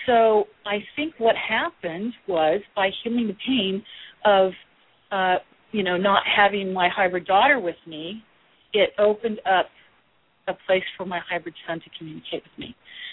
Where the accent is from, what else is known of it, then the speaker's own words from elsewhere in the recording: Kansas City, Missouri, United States; also born or lived in Midwest; now in California, United States; I'm from Kansas City